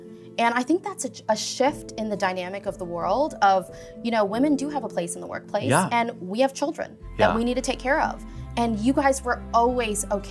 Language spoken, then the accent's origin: English; South Africa; moved away; I'm from South Africa